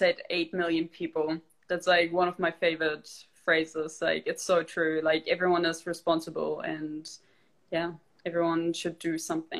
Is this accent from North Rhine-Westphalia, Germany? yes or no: no; Berlin, Germany; moved away as an adult; also born or lived in Melbourne, Australia; now in New Zealand; I'm actually from Berlin